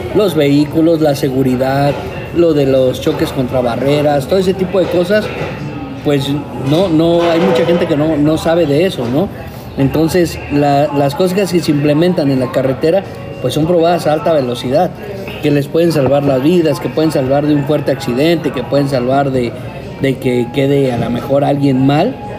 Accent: Veracruz, Mexico; Yo, soy del puerto de Veracruz

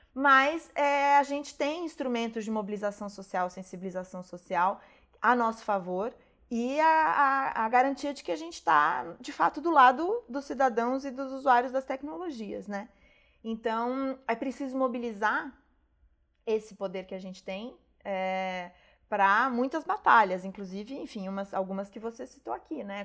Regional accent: Brazil

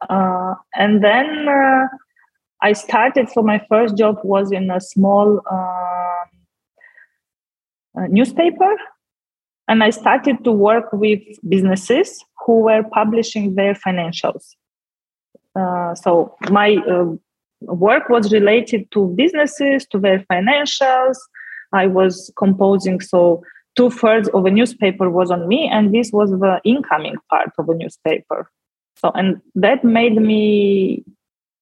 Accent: Moldova; first language Russian; English is a second language; when Moldova gained independence, so it happened in August. And on 5th of September, I went to Romanian school

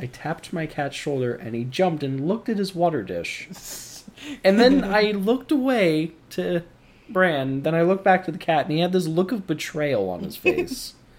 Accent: Midwest, United States; I'm from this little tiny community out in the Midwest. It's one of those little unnamed communities I was telling you about in between recordings.

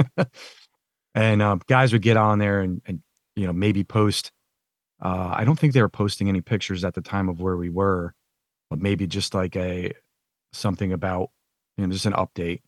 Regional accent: Thomaston, Connecticut, United States; moved away as an adult; also born or lived in North Carolina; when I grew up in Connecticut

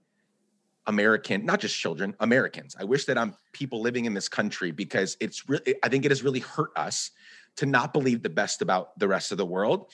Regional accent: Guatemala; now in United States; I grew up in Guatemala. I was born in the U.S., and then my dad is Guatemalan. We moved back there for 10 years

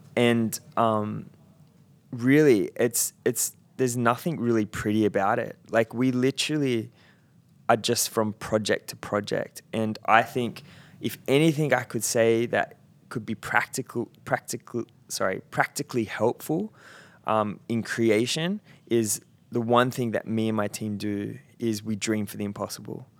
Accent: Central Coast, New South Wales, Australia; moved away; I grew up on the Central Coast, and um, that is very much blue collar.

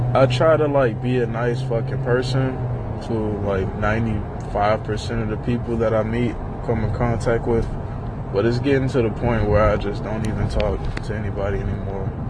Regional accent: Miami, Florida, United States; I'm from Miami

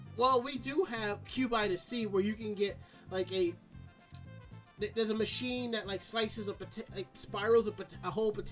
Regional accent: Westchester County, New York, United States; growing up in Westchester County, we used to have the Westchester County Fair

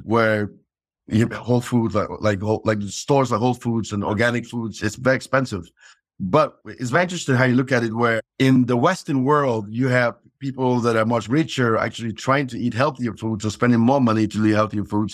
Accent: Cameroon; moved away; growing up in Cameroon

